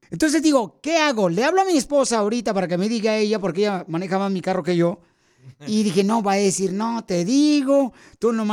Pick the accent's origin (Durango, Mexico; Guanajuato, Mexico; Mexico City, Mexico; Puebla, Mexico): Puebla, Mexico; now in United States; Porque ¿a qué venimos de Puebla a Estados Unidos?